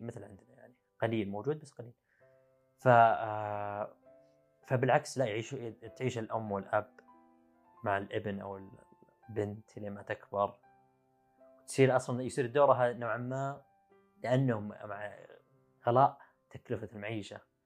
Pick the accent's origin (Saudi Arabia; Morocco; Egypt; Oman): Saudi Arabia; also born or lived in China; احنا كسعوديه